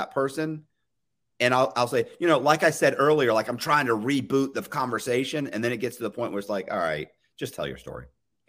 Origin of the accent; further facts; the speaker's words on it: the South, United States; I was raised in the South. I was educated here.